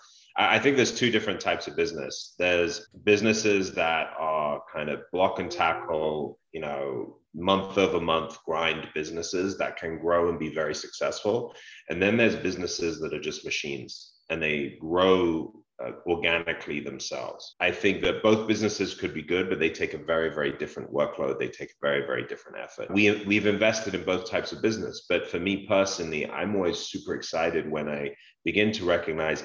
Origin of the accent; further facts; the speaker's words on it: London, United Kingdom; Growing up in London